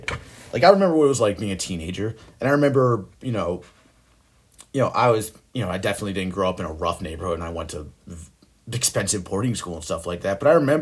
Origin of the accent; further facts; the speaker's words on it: Buffalo, New York, United States; also born or lived in Orchard Park, New York; my hometown, Buffalo, New York.